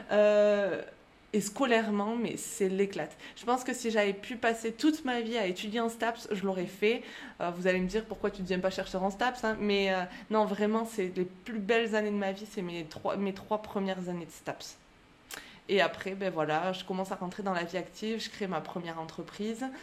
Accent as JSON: {"language": "French", "country": "France", "lives_now": "Clermont-Ferrand, France", "said": "Euh, je vis à Clermont-Ferrand, et je suis originaire du beau plateau de l'Aubrac."}